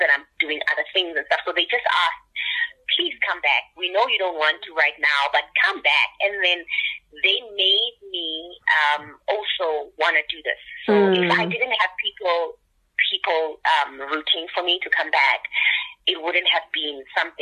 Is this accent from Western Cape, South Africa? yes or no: no; Soweto, Gauteng, South Africa; I'm from Soweto. I'm from the township